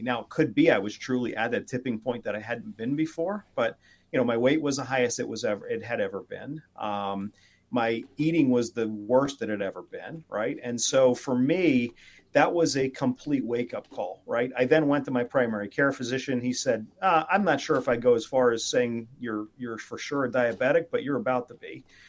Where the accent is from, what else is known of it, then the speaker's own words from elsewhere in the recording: McKeesport, Pennsylvania, United States; now in Connecticut, United States; I was born in uh, McKeesport Hospital, um, but uh, I live in Connecticut now